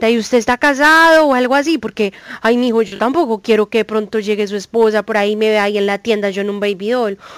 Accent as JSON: {"language": "Spanish", "region": "Antioquia", "country": "Colombia", "said": "Porque no sé si usted sabía, pero yo soy paisa y las paisas pues somos la cosa más consentidora del mundo"}